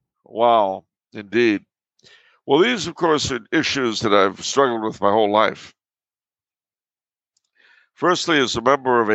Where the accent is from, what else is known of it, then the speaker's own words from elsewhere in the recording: New York, United States; born there; now in Los Angeles, United States; Plus, if that isn't bad enough, I was born in New York. It'll always feel more like home. I've lived most of my life in Los Angeles